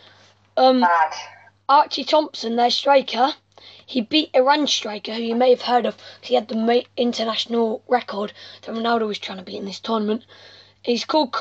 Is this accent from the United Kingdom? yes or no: yes; England, United Kingdom; I'm English